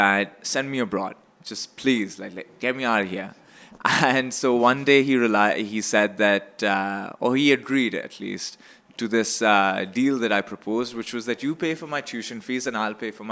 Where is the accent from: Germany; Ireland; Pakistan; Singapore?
Pakistan; moved away as an adult; now in Canada; I came from Pakistan. I grew up